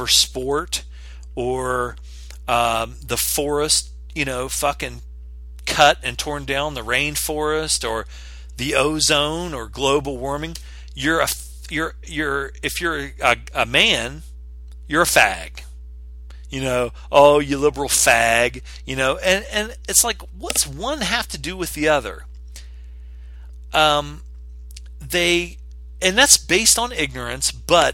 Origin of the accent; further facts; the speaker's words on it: West Virginia, United States; I grew up in West Virginia